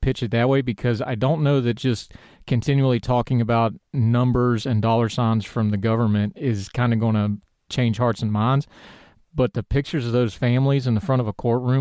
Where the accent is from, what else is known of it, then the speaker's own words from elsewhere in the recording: West Virginia, United States; West Virginia Public Media did a story, they actually did it on my hometown